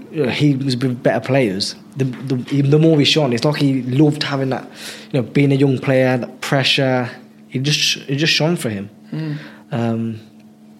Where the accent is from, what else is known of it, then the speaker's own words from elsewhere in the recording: Coventry, West Midlands, United Kingdom; Cov lad, yeah, Holbrook